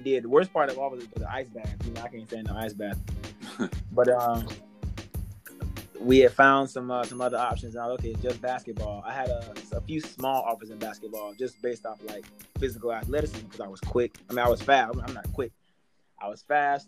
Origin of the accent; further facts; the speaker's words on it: Wakulla, Florida, United States; also born or lived in Miami; growing up in Wakulla, it's predominantly, you know, a Caucasian population